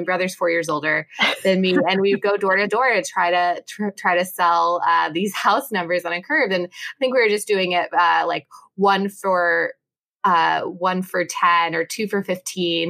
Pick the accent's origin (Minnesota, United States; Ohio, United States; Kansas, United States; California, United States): Kansas, United States; I'm from Kansas